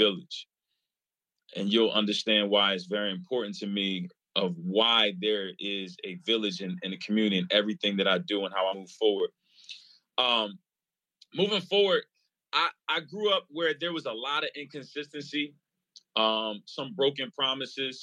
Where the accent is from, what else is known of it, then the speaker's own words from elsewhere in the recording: New Jersey, United States; also born or lived in Pittsburgh, Pennsylvania; I grew up in New Jersey